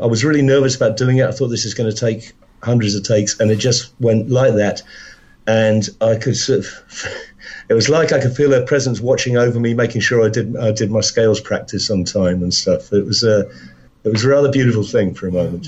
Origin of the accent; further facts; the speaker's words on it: London, United Kingdom; also born or lived in Wales; I was brought up in London. My, my, my folks, my family are all from Wales, but when I was uh, just when I was born, my dad moved down to London, so I was uh, I was raised in London